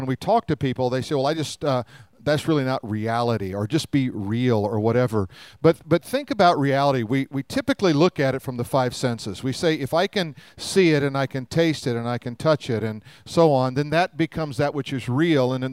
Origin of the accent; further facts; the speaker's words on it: Denver, Colorado, United States; When I was a kid, we grew up in Denver